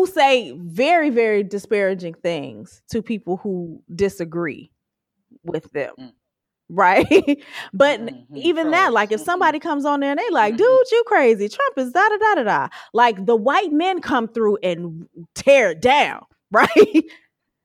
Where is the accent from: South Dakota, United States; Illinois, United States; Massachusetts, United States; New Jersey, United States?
Illinois, United States; Chicago; I'm from Chicago